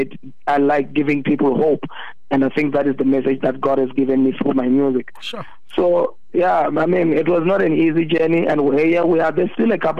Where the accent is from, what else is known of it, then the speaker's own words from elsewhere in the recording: Venda, Limpopo, South Africa; I'm from Venda